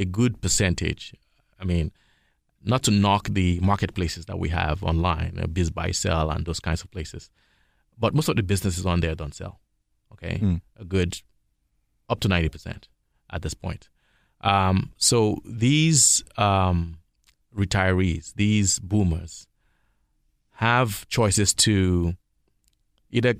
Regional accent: Nigeria; now in Toronto, Canada; I'm from Toronto, Canada, way of West Africa, Nigeria

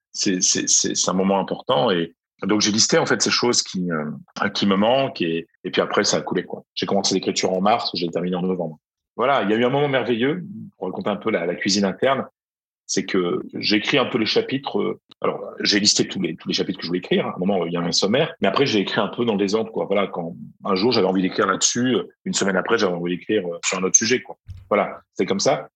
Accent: Arras, Hauts-de-France, France; moved away as an adult; now in Madrid, Spain; Moi, je suis né à Arras, chef du Pas-de-Calais.

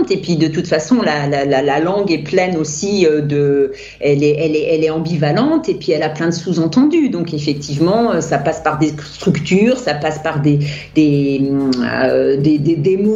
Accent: France; now in Austria; Moi, je suis française et je continue à traduire

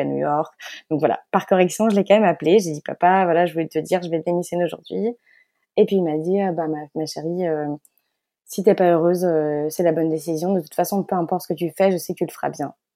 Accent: Belgium; moved away; also born or lived in Paris; je suis belge et née en Belgique. Euh, donc, toute ma famille est belge. Euh, j'ai grandi euh, en Belgique

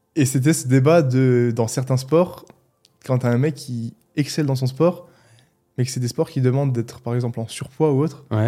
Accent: Mulhouse, Grand Est, France; accent: Alsatian; Je suis né à Mulhouse, je suis resté autour de Mulhouse

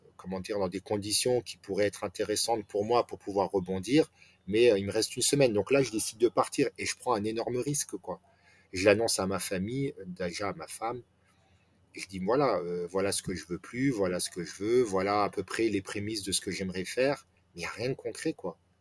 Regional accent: France; je suis né en France, j'ai grandi en France

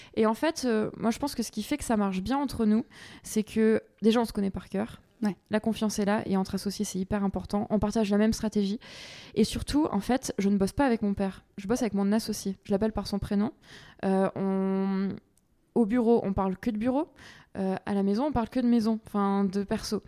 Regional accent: Aix region, Provence-Alpes-Côte d'Azur, France; also born or lived in Paris; je suis originaire de la région d'Aix. D'accord. Donc j'ai grandi ici, euh, à la campagne

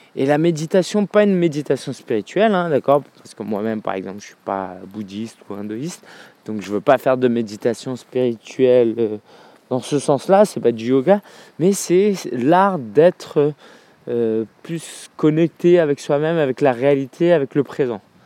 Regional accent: France; en tant que Français qui vit en France

